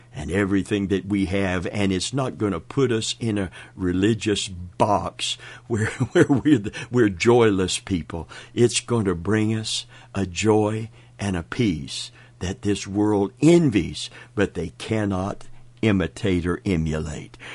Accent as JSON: {"language": "English", "region": "Kentucky", "country": "United States", "said": "I'm from Kentucky."}